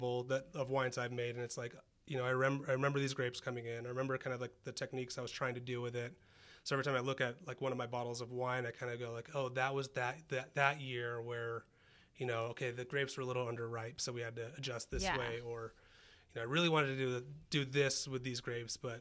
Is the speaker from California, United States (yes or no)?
yes; Santa Cruz, California, United States; moved away as an adult; also born or lived in Santa Rosa, California / Redlands, California; now in Idaho, United States; I grew up in Santa Cruz, went to high school there